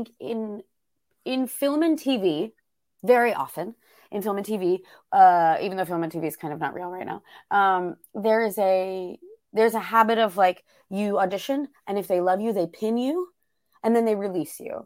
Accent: Arlington, Virginia, United States; also born or lived in New York; I grew up in just outside Washington, D.C. in Arlington, Virginia

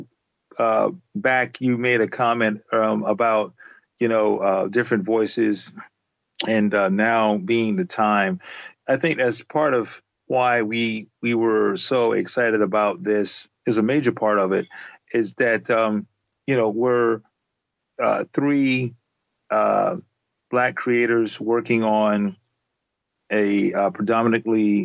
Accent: Charleston, South Carolina, United States; I grew up in Charleston, South Carolina

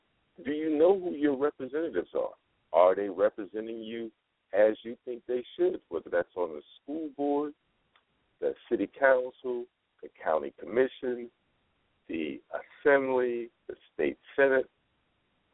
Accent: New York, United States; now in Las Vegas, United States; I'm from New York and it's cold

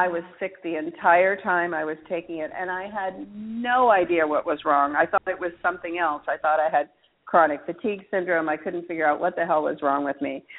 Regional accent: Alaska, United States; now in New Orleans, United States; I grew up in Alaska

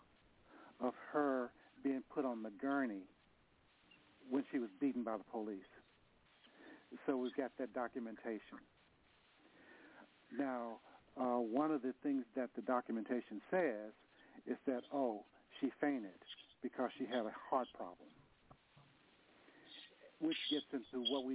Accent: Nashville, Tennessee, United States; now in San Francisco, United States; I'm from Nashville. I moved to San Francisco

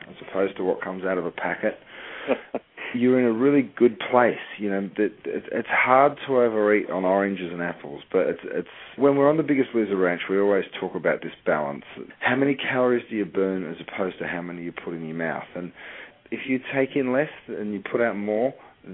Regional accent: Australia; moved away as an adult; also born or lived in Europe; now in United States; I grew up in Australia and then moved to Europe and worked and lived in Europe for 7 or 8 years

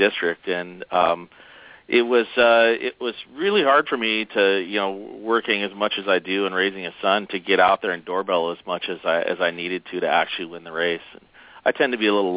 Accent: Bremerton, Washington, United States; I was born and raised in Bremerton

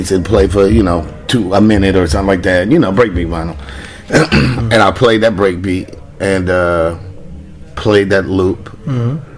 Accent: West Coast, United States; I'm dope. I'm from the West Coast. I'm a lyricist

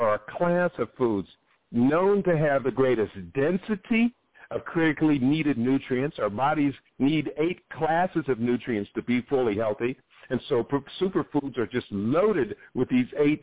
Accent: Ohio, United States; I grew up in Ohio, where it was pretty much meat, potatoes, and corn, and green beans

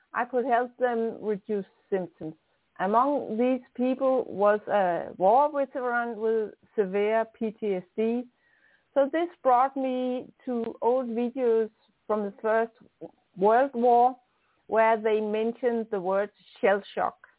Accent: Denmark; accent: strong Danish; English is a second language; also born or lived in near Copenhagen; I'm a Dane. I'm in Denmark. That's on top of Germany and uh, close to Sweden. Um, I'm living close to Copenhagen, so I have a strong Danish accent

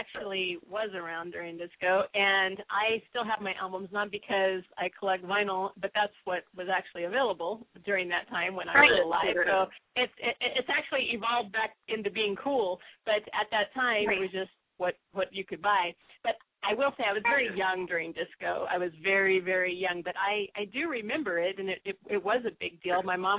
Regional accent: the West, United States; Well, I like it because I'm from the West, and so just make sure it's for me. I love the West.

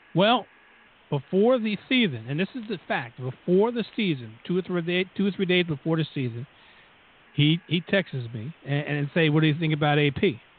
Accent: New Jersey, United States; accent: Jersey; we're from Jersey. Just listen to the two accents, and, and you can tell

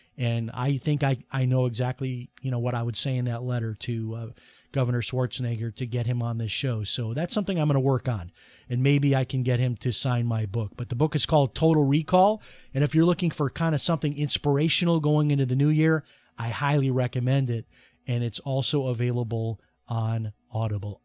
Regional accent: Chicago, Illinois, United States; when I grew up in Chicago

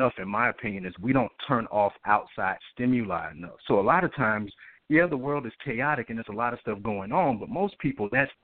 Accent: Atlanta, Georgia, United States; I'm originally from Atlanta, Georgia

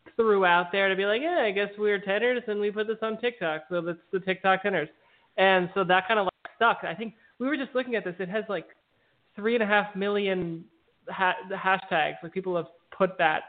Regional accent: New York City, New York, United States; I grew up in Brooklyn, New York

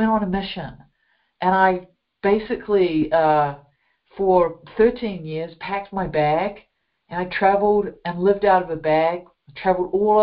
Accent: New Zealand; as you can hear from my accent, I grew up in a beautiful country of New Zealand

